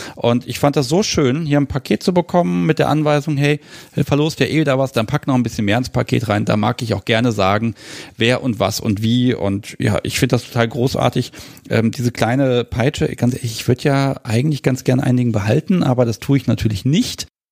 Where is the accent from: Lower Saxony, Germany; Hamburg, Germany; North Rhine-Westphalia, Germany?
Lower Saxony, Germany; Hanover; aus meiner Heimatstadt